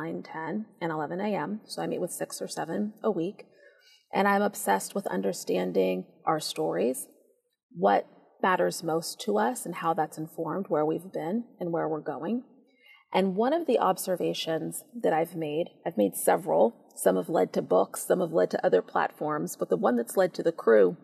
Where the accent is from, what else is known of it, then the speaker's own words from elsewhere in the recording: Seattle, Washington, United States; I helped to start a girls' middle school in my hometown of Seattle